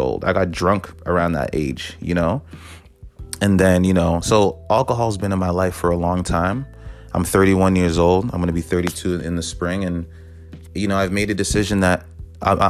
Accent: Toronto, Ontario, Canada; I'm from the city, you know, I'm from Toronto

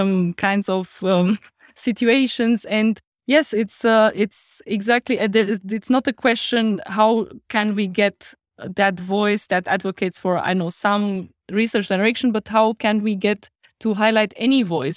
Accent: Romania; accent: Romanian; English is a second language; now in Heidelberg, Germany; that was my Romanian accent just pulling through

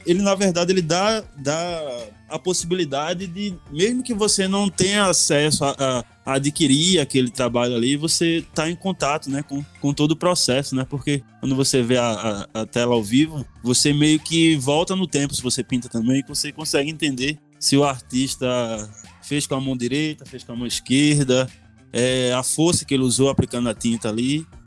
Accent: Recife, Pernambuco, Brazil; moved away as an adult; also born or lived in São Paulo / Porto Alegre; now in Belo Horizonte, Brazil; eu, que vim da, da, da periferia do Recife, nunca tive acesso até chegar aqui no Sudeste

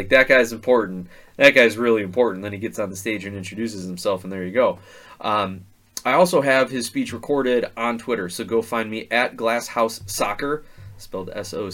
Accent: Indiana, United States; now in Chicago, United States; I used to work at a fireworks store for, you know, 6 or 7 years growing up in Indiana

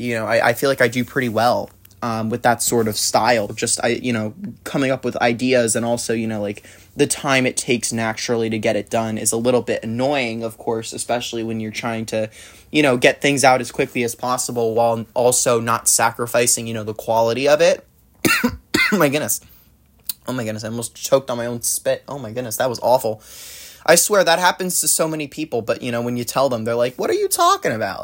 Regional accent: New Jersey, United States; now in California, United States; born and raised, then yeah, New Jersey

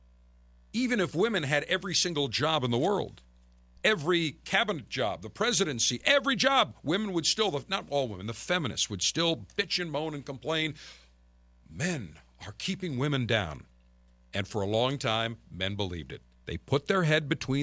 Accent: Buffalo, New York, United States; moved away; my hometown area of Buffalo in Western New York.

